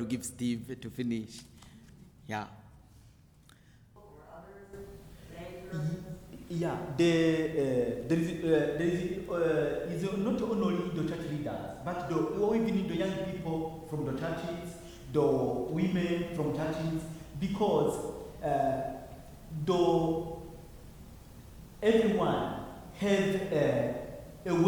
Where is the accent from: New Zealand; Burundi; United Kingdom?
Burundi; I am from the Hutu tribes of Burundi